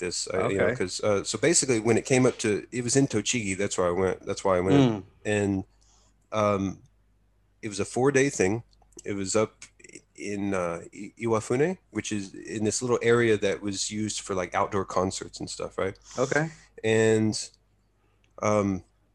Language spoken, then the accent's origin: English; Texas, United States; moved away as an adult; now in Japan; growing up in Texas, we didn't really get too much cold weather